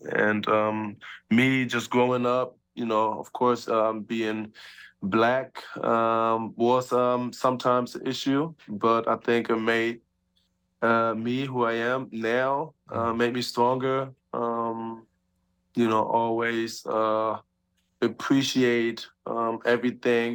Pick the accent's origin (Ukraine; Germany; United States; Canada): Germany; moved away as an adult; me and my two little siblings, you know, we born and raised in Germany